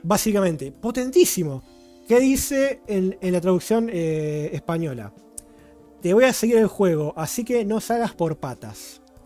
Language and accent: Spanish; Argentina; soy argentino